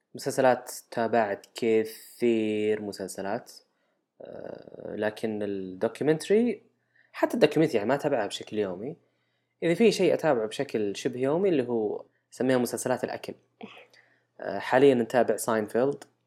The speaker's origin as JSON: {"language": "Arabic", "region": "Al-Qassim", "country": "Saudi Arabia", "said": "عندنا بالقصيم"}